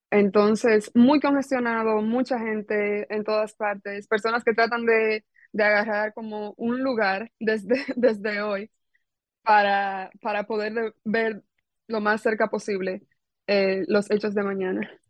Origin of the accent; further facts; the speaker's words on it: Dominican Republic; now in London, United Kingdom; es de República Dominicana, y le digo, ay, soy dominicana.